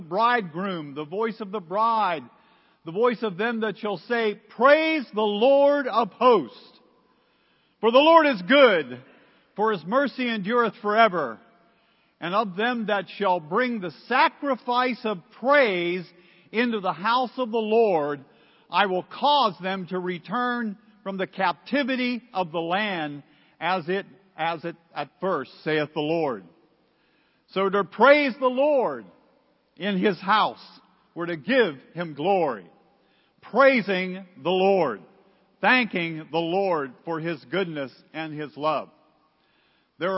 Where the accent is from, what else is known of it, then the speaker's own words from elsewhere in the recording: Pittsburgh, Pennsylvania, United States; I'm from Pittsburgh